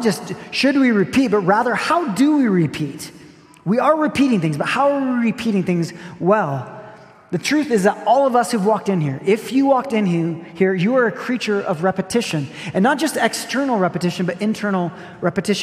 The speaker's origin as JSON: {"language": "English", "country": "Brazil", "tie": "born or raised there", "moved": "yes", "said": "I grew up in Brazil"}